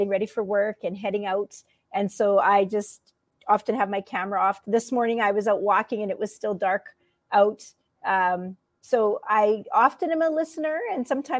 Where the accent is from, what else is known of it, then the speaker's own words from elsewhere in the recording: Alberta, Canada; I am from Alberta, Canada